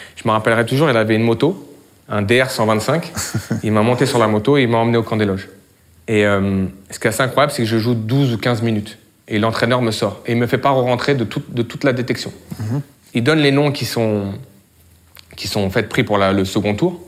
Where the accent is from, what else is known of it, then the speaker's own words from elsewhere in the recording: France; je suis né en France, mes racines sénégalaises sont omniprésentes chez moi, de par mon père